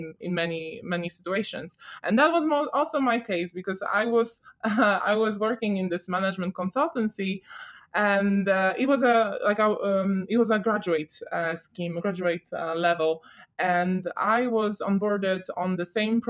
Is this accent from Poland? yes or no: yes; Poland; moved away as an adult; now in London, United Kingdom; I started studying in Poland, where I'm from